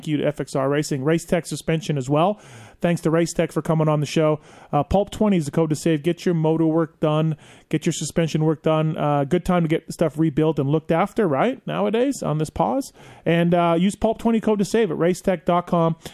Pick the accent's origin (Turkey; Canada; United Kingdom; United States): Canada